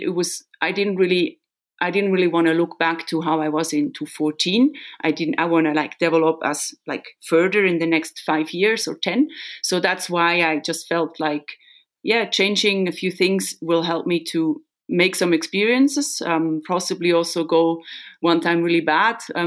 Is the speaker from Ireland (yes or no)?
no; Solothurn, Switzerland; building a house now in Solothurn, in my hometown